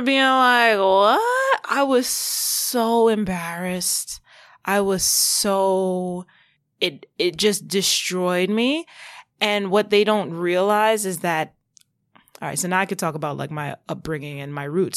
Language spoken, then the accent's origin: English; Long Island, New York, United States; also born or lived in Brooklyn / Queens; Long Island is where I was mainly raised.